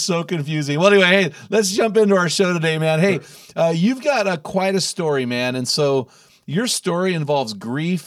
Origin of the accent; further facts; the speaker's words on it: California, United States; now in Oregon, United States; I'm from California